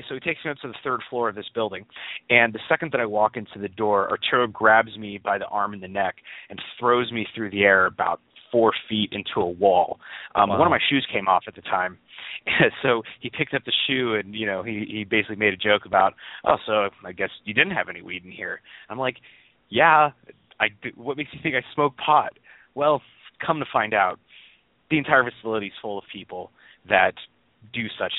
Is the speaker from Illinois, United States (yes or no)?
no; California, United States; I grew up in California